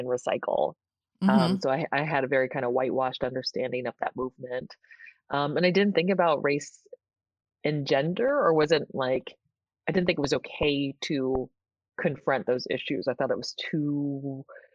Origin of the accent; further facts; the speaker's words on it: San Francisco, California, United States; I grew up in San Francisco. Okay. The city. I was born and raised there.